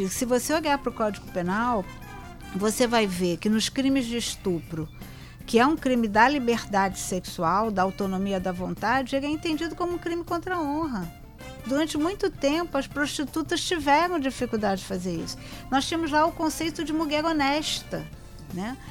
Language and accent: Portuguese; Rio de Janeiro, Brazil; sou cria da Penha